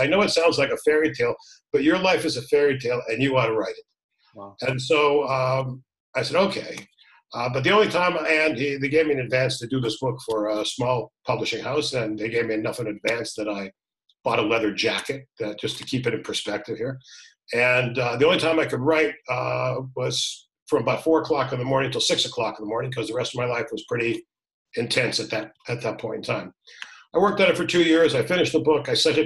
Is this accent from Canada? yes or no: yes; Toronto, Ontario, Canada; moved away as an adult; I was born in Toronto